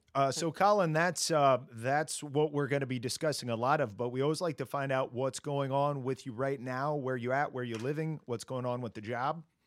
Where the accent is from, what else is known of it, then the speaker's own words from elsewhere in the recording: Indiana, United States; now in Los Angeles, United States; we grew up in the Midwest, I'm from Indiana, but now we've been in L A forever